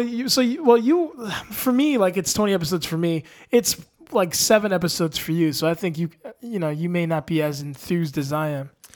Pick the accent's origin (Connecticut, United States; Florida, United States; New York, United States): New York, United States; New York City; moved away; I was born in Long Island Jewish Hospital